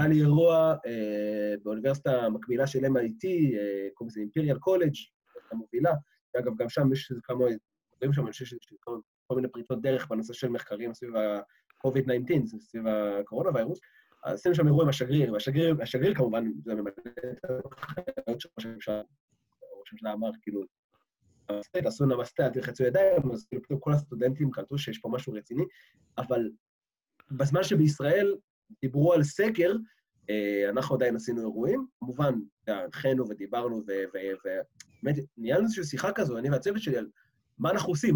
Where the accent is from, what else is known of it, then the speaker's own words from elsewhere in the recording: Israel; moved away as an adult; now in London, United Kingdom; בתור ישראלי שחי פה